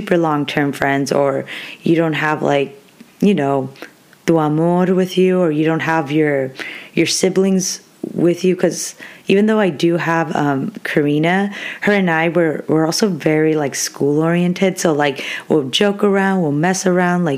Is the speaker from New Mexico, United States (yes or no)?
no; Orange County, California, United States; moved away as an adult; now in Stanislaus County, United States; I'm living like 6-7 hours away from my hometown because I'm originally from Orange County